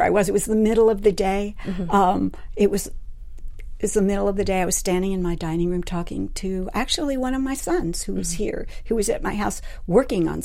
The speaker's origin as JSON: {"language": "English", "town": "New York City", "region": "New York", "country": "United States", "tie": "born or raised there", "moved": "yes", "said": "I grew up in New York City"}